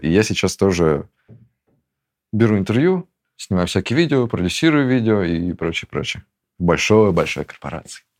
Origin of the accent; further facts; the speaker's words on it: Russia; moved away as an adult; also born or lived in Turkey / Georgia; я уезжаю из России